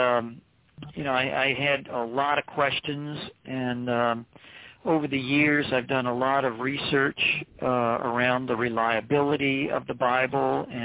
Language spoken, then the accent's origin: English; Three Hills, Alberta, Canada; also born or lived in Maine; now in Maryland, United States; I grew up in Alberta, Canada